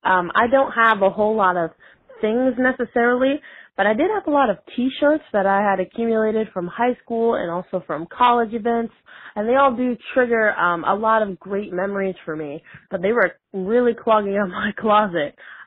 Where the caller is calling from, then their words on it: Tampa, Florida, United States; I'm from Tampa, Florida.